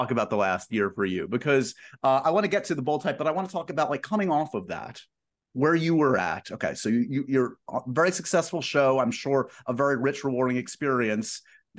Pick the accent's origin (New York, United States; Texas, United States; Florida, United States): New York, United States; this native New Yorker.